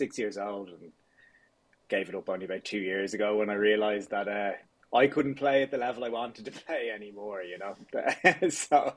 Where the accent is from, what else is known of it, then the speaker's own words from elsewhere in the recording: Dublin, Leinster, Ireland; I grew up out near Cabinteely there. Lived there all my younger years and went to school in Dublin, went to college in Dublin.